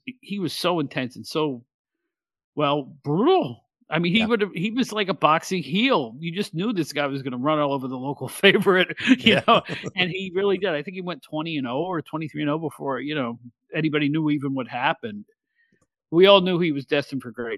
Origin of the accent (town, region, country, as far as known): Catskill, New York, United States; born or raised there